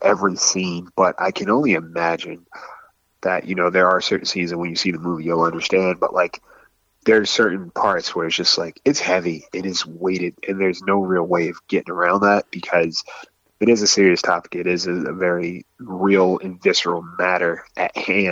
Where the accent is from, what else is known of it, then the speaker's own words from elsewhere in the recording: New Jersey, United States; I'm from Jersey